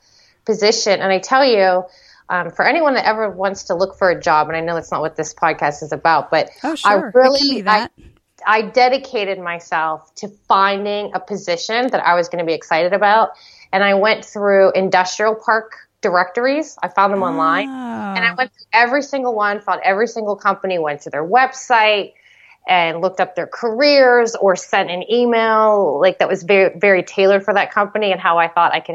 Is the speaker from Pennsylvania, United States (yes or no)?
yes; Western Pennsylvania, United States; just some girl from Western Pennsylvania